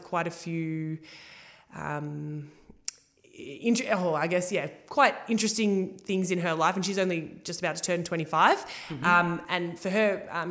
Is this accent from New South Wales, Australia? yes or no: no; Altona, Victoria, Australia; moved away as an adult; also born or lived in Ocean Grove; now in Geelong, Australia; I'm from Altona. I grew up in Altona